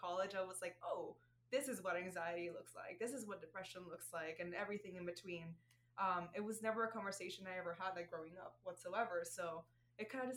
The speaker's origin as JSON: {"language": "English", "country": "Puerto Rico", "tie": "born or raised there", "also_born_or_lived": "Arizona / Florida", "accent": "Puerto Rican", "second_language": "English", "moved": "as an adult", "lives_now": "Chicago, United States", "said": "I was born and raised in Puerto Rico"}